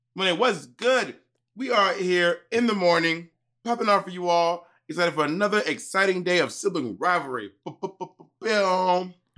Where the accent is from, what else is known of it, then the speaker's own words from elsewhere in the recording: the South, United States; now in New York City, United States; growing up in the South